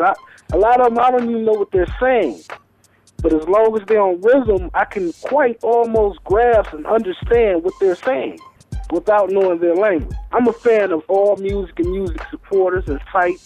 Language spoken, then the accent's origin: English; Cleveland, Ohio, United States; I'm from Cleveland